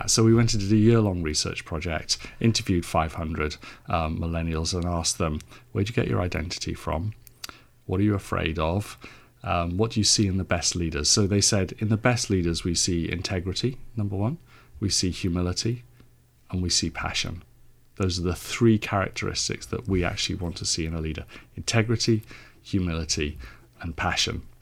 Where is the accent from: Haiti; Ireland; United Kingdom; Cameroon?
United Kingdom; Cardiff, Wales; now in Suffolk, United Kingdom; So I was born in Cardiff in South Wales.